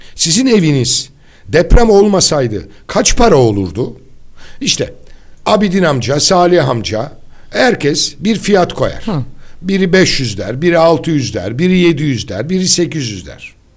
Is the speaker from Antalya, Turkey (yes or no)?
no; İzmir, Turkey; Ben bir İzmirli olarak